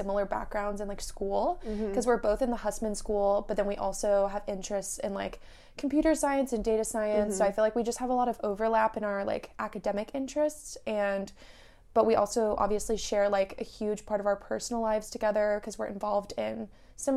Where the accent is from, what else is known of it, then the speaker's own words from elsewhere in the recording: Raleigh, North Carolina, United States; I am from Raleigh, North Carolina